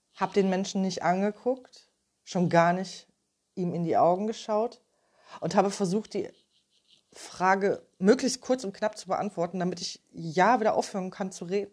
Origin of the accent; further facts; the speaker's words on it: Ruhr area, North Rhine-Westphalia, Germany; Ich komme aus dem Ruhrgebiet